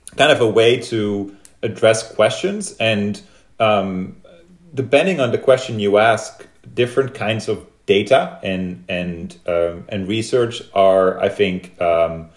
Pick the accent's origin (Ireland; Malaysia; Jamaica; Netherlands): Netherlands; moved away as an adult; now in United States; when I moved to the US, I was from Holland.